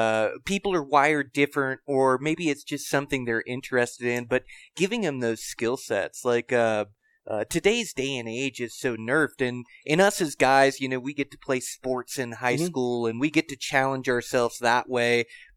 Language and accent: English; Western Washington, United States; but we grew up in Western Washington hunting blacktails